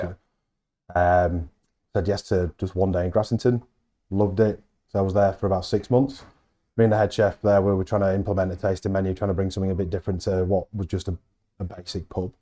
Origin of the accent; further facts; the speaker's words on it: Halifax, Yorkshire and the Humber, United Kingdom; I'm from Halifax